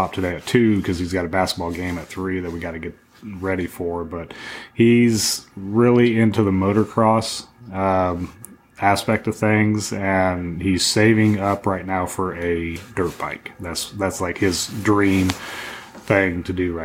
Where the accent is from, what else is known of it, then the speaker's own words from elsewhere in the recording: Wyoming, United States; moved away; grew up in Wyoming